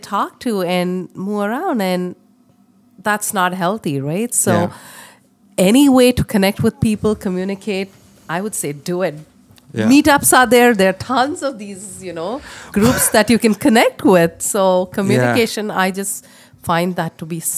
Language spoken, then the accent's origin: English; India; moved away as an adult; now in Canada; I come from India. I moved from India to Canada in 2003